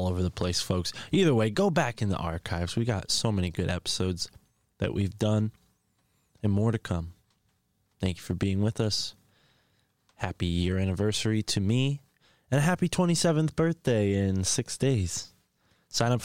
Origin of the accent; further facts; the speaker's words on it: New England, United States; I'm from New England too